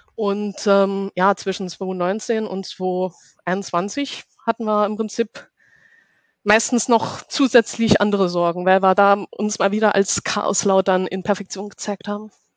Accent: Saarland, Germany; now in Karlsruhe, Germany; ich komme aus Karlsruhe und äh, bin gebürtig aus dem Saarland.

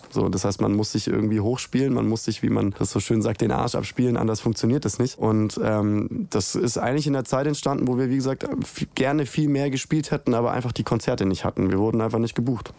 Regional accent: Nürtingen, Baden-Württemberg, Germany; moved away as an adult; now in Stuttgart, Germany; weil ich da ursprünglich ja herkomme. Also ich, äh, ich bin groß geworden in Nürtingen und Umgebung

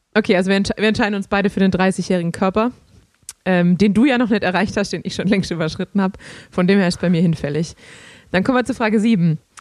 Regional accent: Germany; als Deutscher

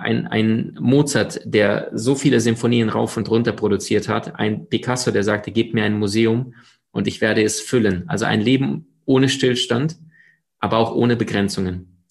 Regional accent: Crimea, Ukraine; also born or lived in Siberia; now in Germany; geboren in Sibirien, aufgewachsen äh, auf der Halbinsel Krim am Schwarzen Meer

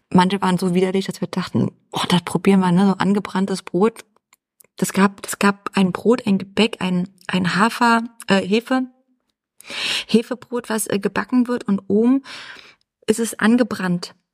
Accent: East Germany, Germany; born there; ich meine, ich bin im Osten geboren, aber ich habe davon ja nichts erlebt. So stelle ich mir dann Ostdeutschland vor.

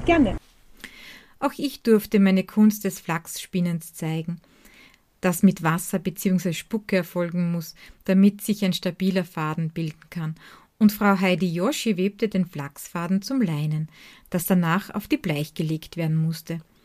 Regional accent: Styria, Austria; aus meiner Heimat in der grünen Steiermark.

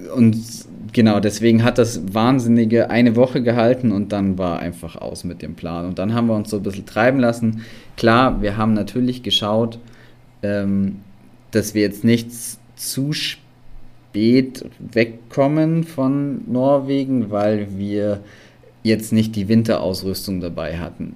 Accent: Allgäu, Bavaria, Germany; komme aus dem wunderschönen Allgäu

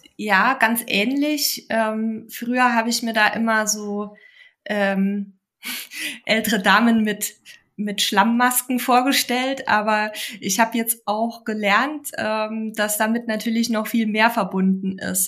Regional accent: Bavaria, Germany; in meine Heimat nach Bayern

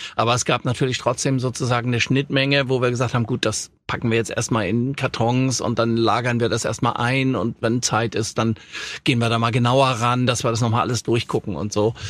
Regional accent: Hamburg, Germany; also born or lived in Offenbach; in Hamburg-Langenhorn, wo ich groß geworden bin

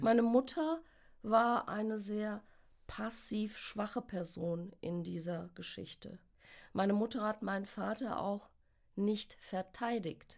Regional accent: Westerwald, Rhineland-Palatinate, Germany; Ich bin in Deutschland geboren, auch im Westerwald geboren.

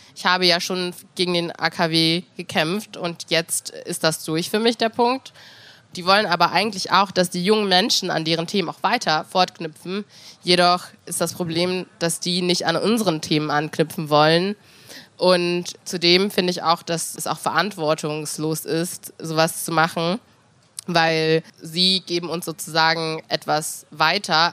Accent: Hanover, Lower Saxony, Germany; wenn ich aus Hannover beantworte

